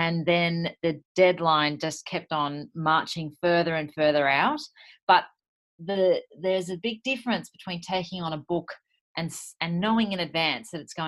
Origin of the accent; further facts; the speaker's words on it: Sydney, New South Wales, Australia; I'm from Sydney